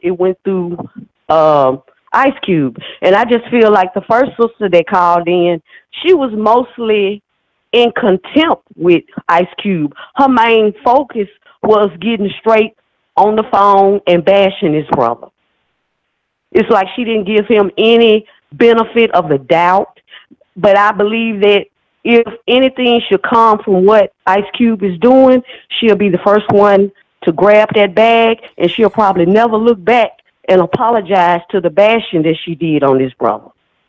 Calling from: Memphis, Tennessee, United States; I'm calling from Memphis, Tennessee.

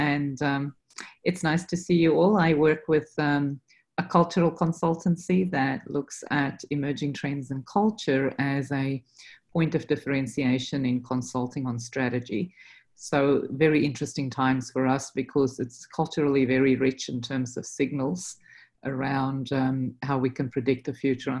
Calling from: New York City, New York, United States; also born or lived in Sydney; I am dialing in from New York City.

